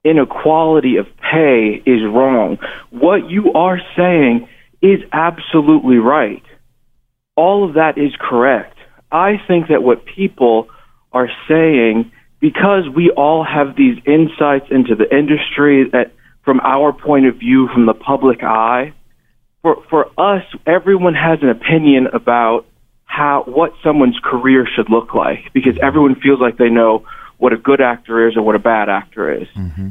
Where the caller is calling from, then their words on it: Missouri, United States; calling from Missouri.